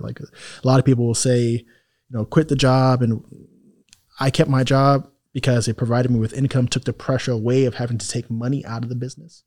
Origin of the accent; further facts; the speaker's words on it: New York City, New York, United States; moved away as an adult; also born or lived in Harlem, New York / Miami area, United States / Italy; now in Miami, United States; I'm from Jamaica, Queens, a, a town